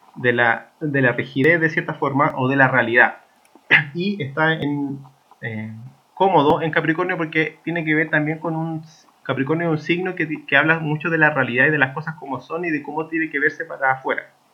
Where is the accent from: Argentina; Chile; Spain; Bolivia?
Chile; nosotros como chilenos